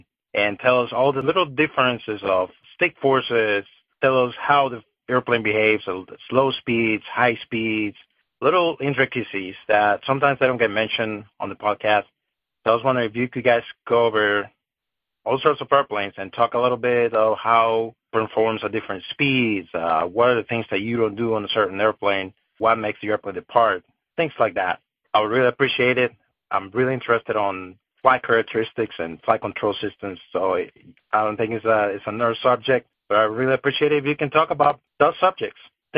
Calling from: Georgia, United States; I'm calling you from Georgia, a longtime listener.

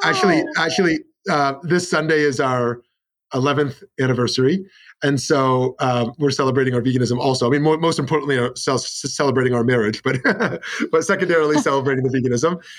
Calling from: Scottsdale, Arizona, United States; I'm in Scottsdale, Arizona.

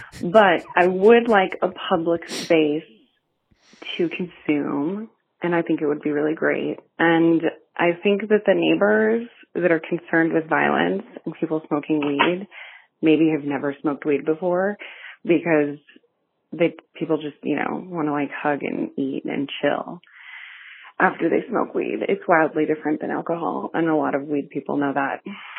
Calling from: Denver, Colorado, United States; Hi, City House Denver. … I'm calling from the North Side.

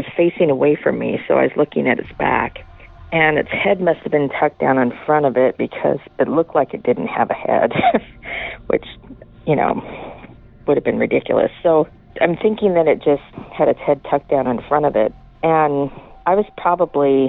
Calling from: Washington, United States; I'm calling from Washington

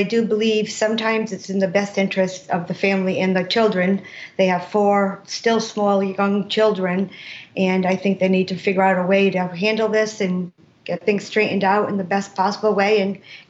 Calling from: Johnston, Rhode Island, United States; I'm calling from Johnston, Rhode Island.

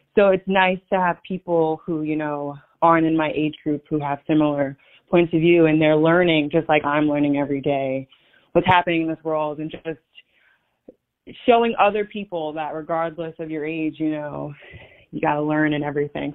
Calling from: New York City, New York, United States; I'm calling in from New York, Staten Island, New York

